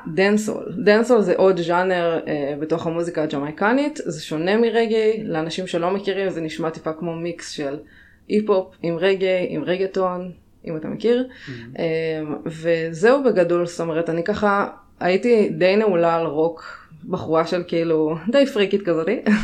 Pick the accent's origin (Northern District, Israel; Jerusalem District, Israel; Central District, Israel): Northern District, Israel; also born or lived in Jamaica; במקור מהצפון, מצפון הארץ